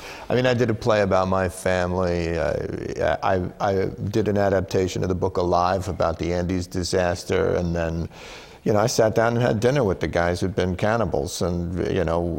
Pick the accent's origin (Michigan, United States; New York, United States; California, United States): New York, United States; New York City; I'm from the Bronx.